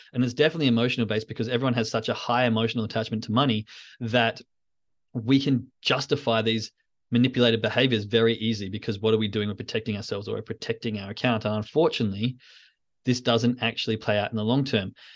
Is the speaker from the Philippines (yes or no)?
no; Australia; as an Australian